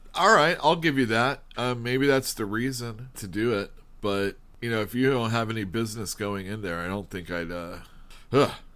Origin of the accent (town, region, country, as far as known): United States